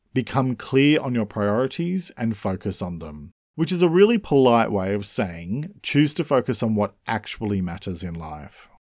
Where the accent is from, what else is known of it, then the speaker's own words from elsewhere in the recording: Australia; I'm an Australian writer